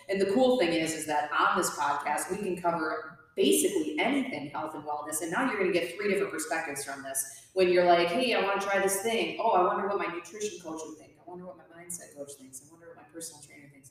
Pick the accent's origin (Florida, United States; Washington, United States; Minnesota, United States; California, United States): Minnesota, United States; I'm from Stuartville, Minnesota